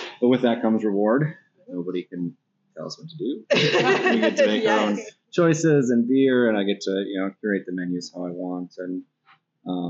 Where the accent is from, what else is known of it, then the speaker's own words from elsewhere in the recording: Duluth, Minnesota, United States; I grew up in Lakeside.